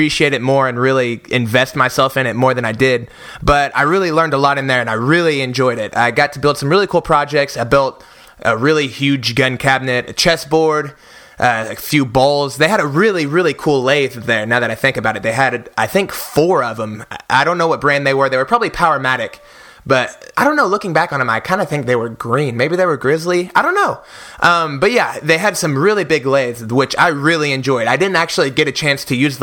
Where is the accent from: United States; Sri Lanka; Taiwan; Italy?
United States; Oklahoma City, Oklahoma; I was born and raised in Oklahoma City, Oklahoma